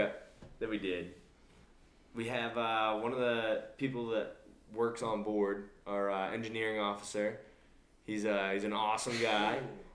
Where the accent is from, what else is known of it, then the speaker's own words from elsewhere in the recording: Maine, United States; I'm from Maine, as some listeners know